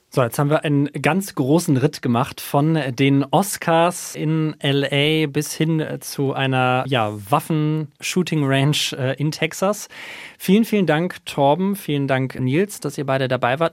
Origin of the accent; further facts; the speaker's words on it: Germany; now in United States; als Deutscher